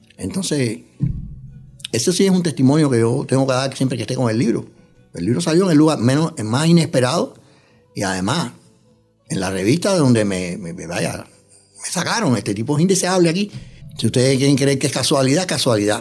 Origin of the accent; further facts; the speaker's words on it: Cuba; moved away as an adult; also born or lived in New York, United States; now in United States; He trabajado en varios órganos de prensa en mi país natal, en Cuba, también aquí en Estados Unidos, en Nueva York.